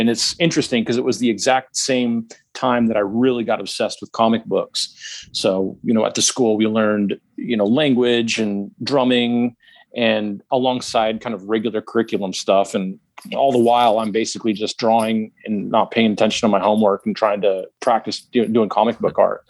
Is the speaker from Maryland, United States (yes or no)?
no; Alaska, United States; I was born and raised in Alaska